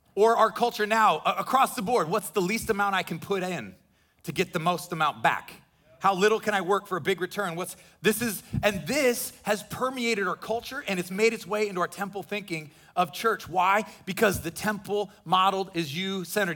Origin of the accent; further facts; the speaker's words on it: Midwest, United States; now in Florida, United States; I grew up in the Midwest